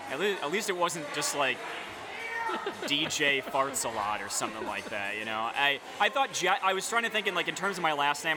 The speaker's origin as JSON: {"language": "English", "town": "Geneva", "region": "New York", "country": "United States", "tie": "born or raised there", "also_born_or_lived": "Ithaca, New York", "moved": "as an adult", "lives_now": "Durham, United States", "said": "I grew up in uh, Geneva, New York"}